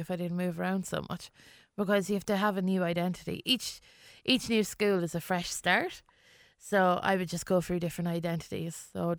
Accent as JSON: {"language": "English", "region": "England", "country": "United Kingdom", "tie": "born there", "said": "yeah, well, I was English. Do you know, like, I was born in England"}